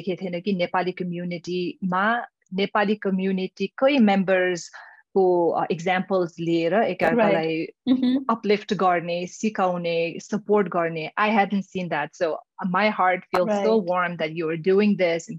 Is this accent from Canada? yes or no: no; Nepal; English is a second language; moved away as an adult; now in United States; we're growing up in Nepal